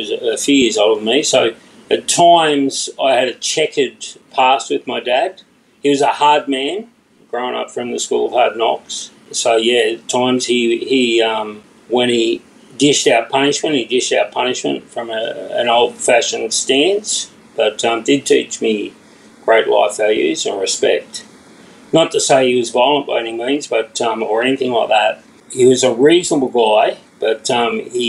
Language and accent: English; Orange, New South Wales, Australia; moved away as an adult; now in Gold Coast, Australia; I grew up in Orange, New South Wales, which is out near Bathurst.